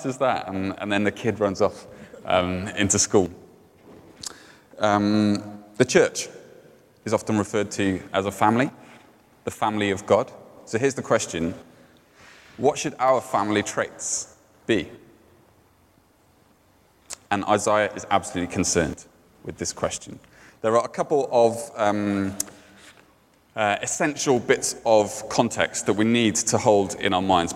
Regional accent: Cardiff, Wales, United Kingdom; in Cardiff, where I grew up.

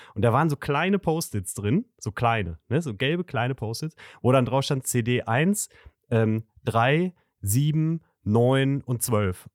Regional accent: Gütersloh, North Rhine-Westphalia, Germany; moved away; aus meiner Heimatstadt Gütersloh

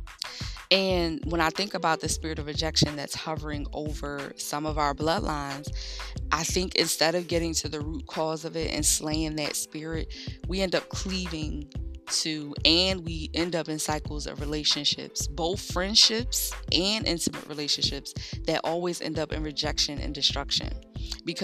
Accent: Philadelphia, Pennsylvania, United States; growing up in North Philly and heading off to Temple in the mornings

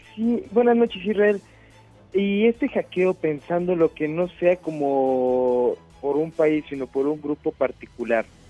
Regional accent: Mexico; en México

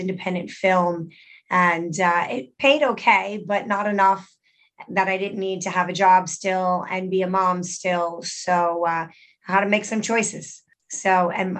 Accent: Middletown, New Jersey, United States; I grew up in Middletown, New Jersey, about 45 minutes away from New York

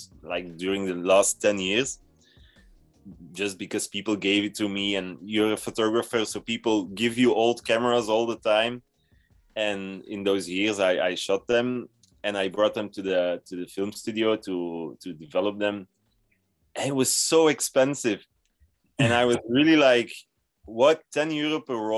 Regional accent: Belgium; I'm from Belgium and I'm 32 years old

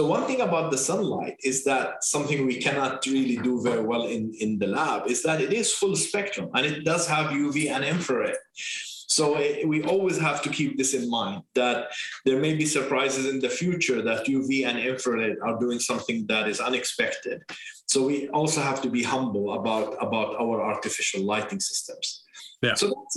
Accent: Jordan; English is a second language; moved away as an adult; also born or lived in Beirut, Lebanon; now in Bethesda, United States; I am originally from Jordan. My mother is Lebanese

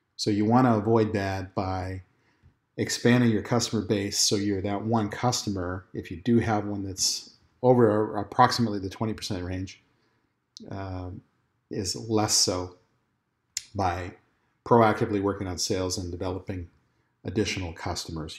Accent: Texas, United States; My home state of Texas

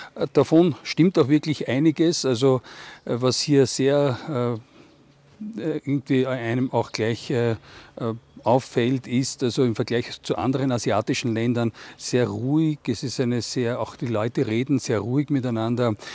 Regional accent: Austria; als Österreicher

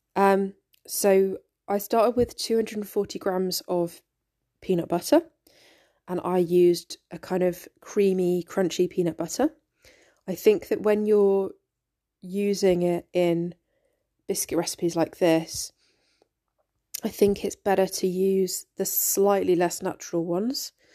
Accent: United Kingdom; growing up in Britain

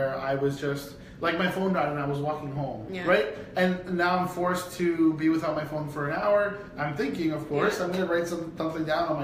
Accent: Brampton, Ontario, Canada; I'm from Brampton. Like my family's from Brampton

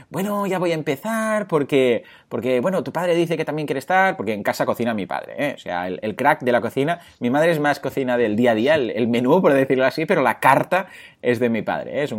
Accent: Mataró, Catalonia, Spain; porque yo, pues, bueno, soy de aquí, de Mataró.

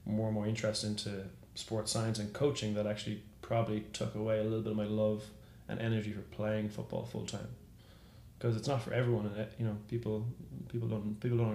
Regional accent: Ireland; moved away as an adult; also born or lived in Dublin, Ireland; now in San Francisco, United States; growing up in Ireland, is all you wanted to do was to become some sort of athlete

